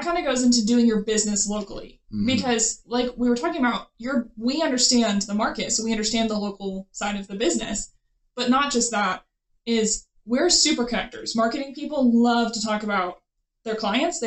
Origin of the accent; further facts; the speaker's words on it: Waco, Texas, United States; moved away as an adult; now in Midland, United States; I'm not technically local. I'm from Waco